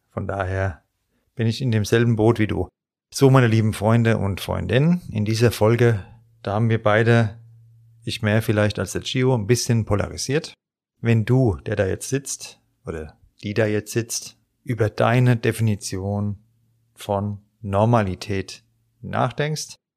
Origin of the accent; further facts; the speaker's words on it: Frankfurt, Hesse, Germany; accent: Hessian Frankfurt dialect; weil ich ja auch meinen hessischen Frankfurter Dialekt habe. Auch wenn ich versuche, Hochdeutsch zu reden, der ist nie ganz weg.